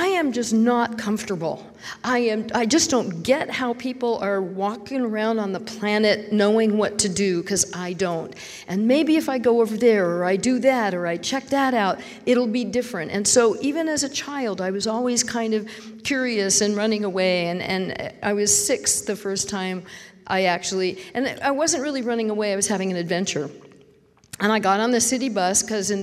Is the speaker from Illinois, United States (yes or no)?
no; San Francisco Bay Area, California, United States; I was raised in the San Francisco Bay Area